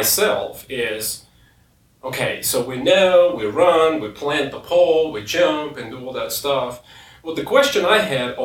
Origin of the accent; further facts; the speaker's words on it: Sochi, Krasnodar Krai, Russia; moved away as an adult; now in United States; I'm from Sochi, Russia